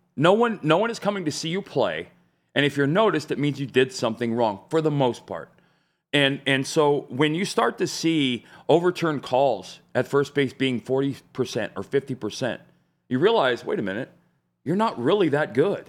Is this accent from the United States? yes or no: yes; Arizona, United States; now in Nashville, United States; I grew up in Arizona